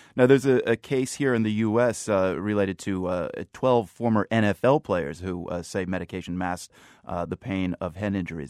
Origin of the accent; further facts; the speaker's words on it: United States; as an American